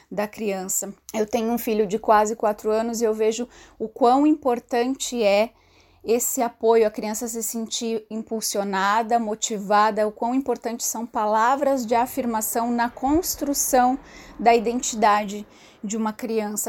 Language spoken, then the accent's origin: Portuguese; Santa Catarina, Brazil; now in São Paulo, Brazil; moro na cidade de São Paulo, mas sou natural de Santa Catarina